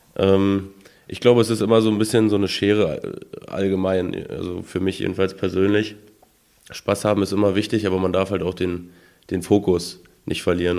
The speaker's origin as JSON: {"language": "German", "town": "Kyritz", "region": "Brandenburg", "country": "Germany", "said": "Also ich komme aus Küritz, also genau aus Gantikow, das ist so ein ganz kleines mhm. Dorf, so ein Ortsteil von Küritz"}